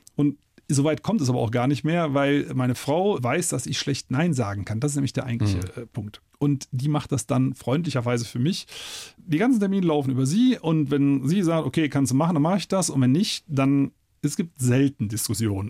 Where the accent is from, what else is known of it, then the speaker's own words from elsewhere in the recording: Eifel, Germany; bei uns in der Eifel